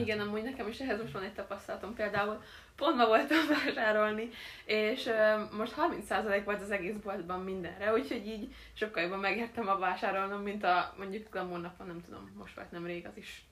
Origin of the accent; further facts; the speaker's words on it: Hungary; én vidéki vagyok, és nálunk nincs olyan óriási nagy bevásárlóközpont